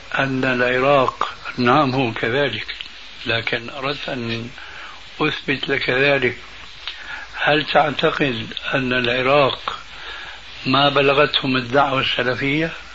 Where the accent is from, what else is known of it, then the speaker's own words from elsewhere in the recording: Syria; moved away; وعندنا في سوريا لما كنا هناك